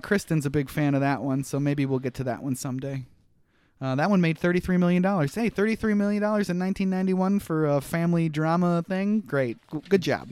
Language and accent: English; Minnesota, United States; as a Minnesotan